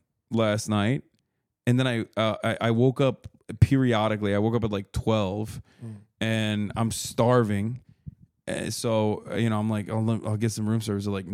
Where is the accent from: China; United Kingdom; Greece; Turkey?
Turkey; now in United States; when I was growing up in Turkey